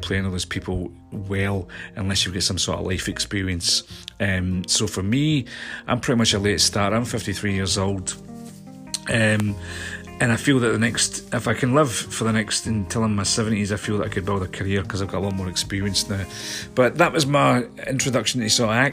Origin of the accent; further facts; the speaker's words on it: Scotland, United Kingdom; moved away as an adult; also born or lived in London; I came back to my hometown in Scotland